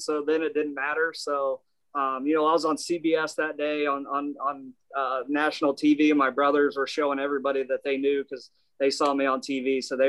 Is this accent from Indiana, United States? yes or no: yes; Indiana, United States; also born or lived in Florida; I was born in Florida, but raised my entire life in Indiana.